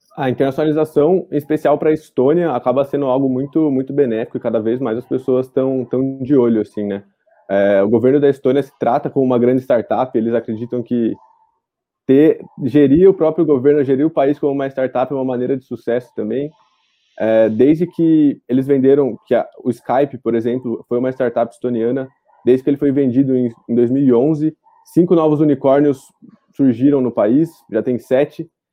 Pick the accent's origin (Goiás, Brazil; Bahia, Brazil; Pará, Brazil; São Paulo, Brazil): São Paulo, Brazil; Araraquara; Sou de Araraquara, interior de São Paulo.